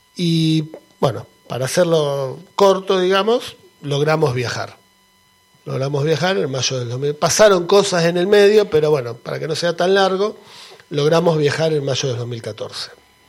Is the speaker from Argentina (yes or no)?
yes; Argentina; moved away; soy argentino